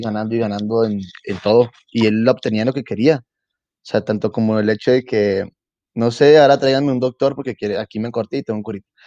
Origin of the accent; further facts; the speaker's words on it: Mexico; ser yo el primer mexicano